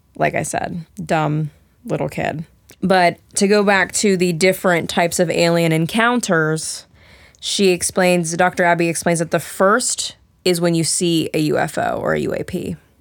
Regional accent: Maryland, United States; I was born in Maryland, so I am a U S citizen

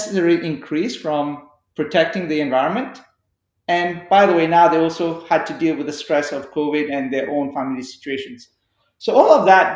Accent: Canada; as Canadian citizens

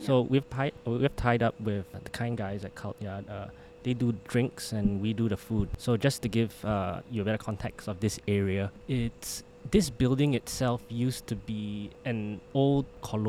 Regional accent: Singapore; But being Singaporean still, I had to come back for national service.

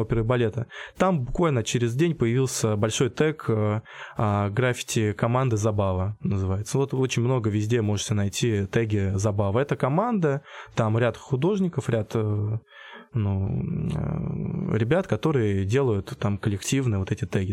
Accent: Michurinsk, Tambov Oblast, Russia; moved away as an adult; now in Voronezh, Russia; я из Мичуринска, Тамбовской области

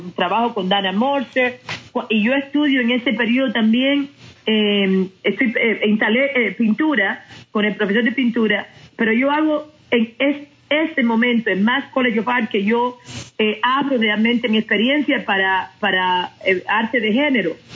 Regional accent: Cuba; moved away as an adult; now in United States; crecí en, un momento en Cuba

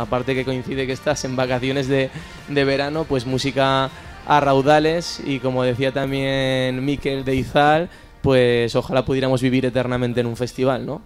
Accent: Monzón, Aragon, Spain; en mi pueblo

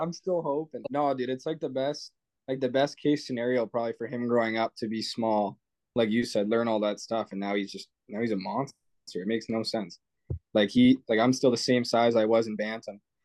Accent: Canada; I'm Canadian.

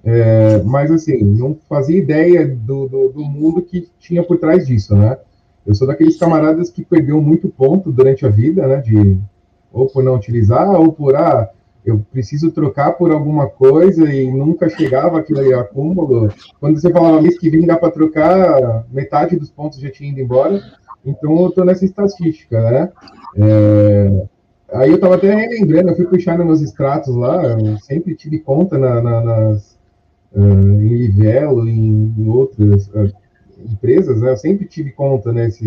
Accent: São Paulo, Brazil; eu tenho 38 anos, eu sou aqui de São Paulo, capital.

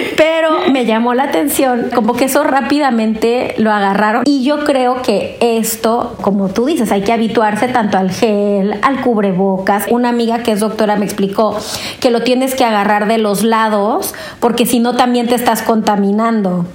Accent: Mexico; now in Brussels, Belgium; soy una mexicana en Bruselas

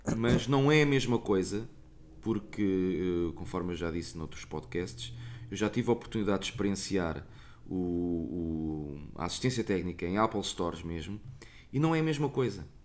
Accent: Portugal; não sou de cá, sou português

